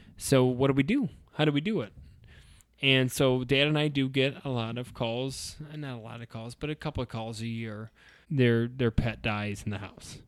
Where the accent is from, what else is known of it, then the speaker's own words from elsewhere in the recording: Idaho, United States; we're from Ida, so, like, cows and stuff are pets